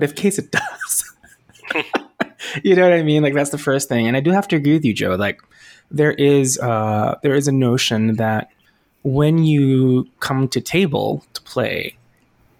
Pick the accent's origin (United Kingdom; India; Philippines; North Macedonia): Philippines; I grew up in the Philippines